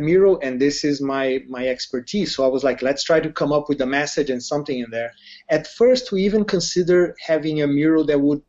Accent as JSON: {"language": "English", "country": "Brazil", "moved": "yes", "said": "I'm from Brazil"}